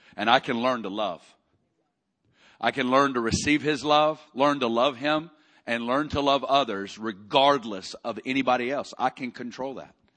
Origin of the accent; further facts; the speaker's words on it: Arkansas, United States; moved away; I'm, I'm originally from Arkansas